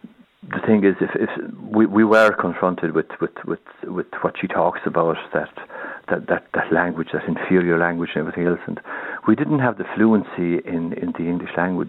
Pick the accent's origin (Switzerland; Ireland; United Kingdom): Ireland; Ballinabuck, Munster; first language Irish; English is a second language; I was born and raised in West Kerry, in a little village, and nothing more strange than any other village